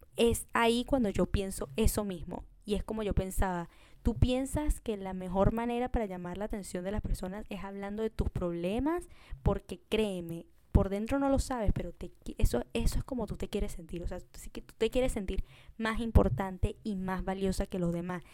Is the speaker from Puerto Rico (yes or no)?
no; Venezuela; now in Peru; yo soy de Venezuela